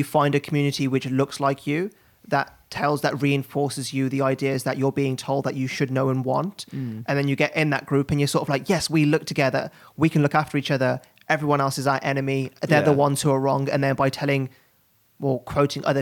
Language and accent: English; West Bromwich, West Midlands, United Kingdom; I grew up in and around Birmingham, just outside of Birmingham in West Bromwich